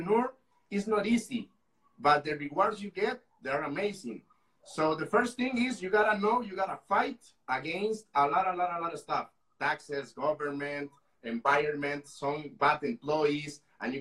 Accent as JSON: {"language": "English", "country": "Costa Rica", "said": "I am from Costa Rica."}